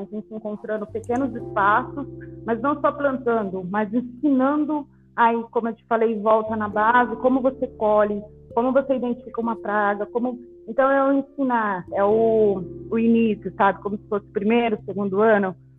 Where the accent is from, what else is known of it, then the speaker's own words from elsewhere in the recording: Alta Floresta, Mato Grosso, Brazil; moved away as an adult; now in São Paulo, Brazil; eu sou do interior de Alta Floresta, Mato Grosso, então desde muito pequena, sempre na, na roça com os meus pais